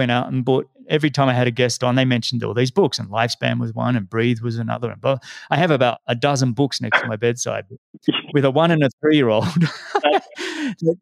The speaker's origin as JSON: {"language": "English", "town": "Sydney", "region": "New South Wales", "country": "Australia", "said": "I'm from Sydney too"}